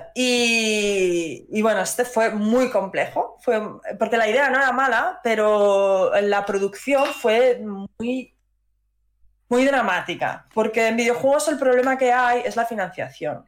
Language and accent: Spanish; Madrid, Community of Madrid, Spain; yo soy de Madrid